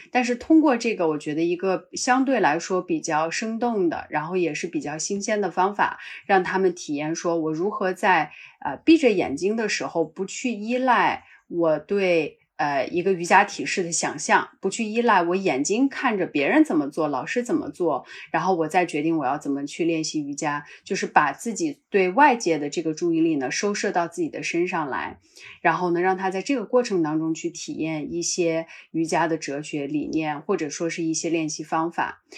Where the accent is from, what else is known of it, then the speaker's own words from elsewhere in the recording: Qinghai-Tibet Plateau, China; also born or lived in Northwest China; now in Beijing, China; 因为我出生在这个西北哈，其实长大是在这个青藏高原